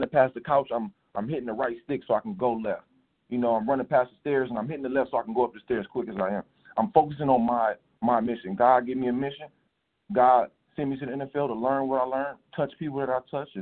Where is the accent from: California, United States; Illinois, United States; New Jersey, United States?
California, United States; Compton; I was born in a hospital in Compton